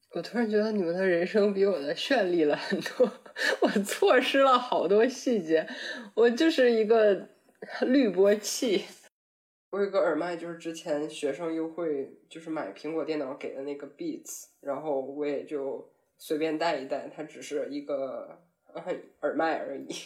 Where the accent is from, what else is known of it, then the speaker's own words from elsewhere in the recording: Northeast China, China; moved away as an adult; now in Germany; 作为一个东北人